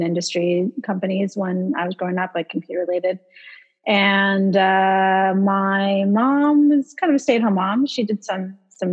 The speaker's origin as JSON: {"language": "English", "town": "Atherton", "region": "California", "country": "United States", "tie": "born or raised there", "moved": "as an adult", "lives_now": "Los Angeles, United States", "said": "I'm originally from San Francisco Bay Area. I grew up in a town called Atherton, which is in the suburbs of San Francisco, kind of near Stanford University"}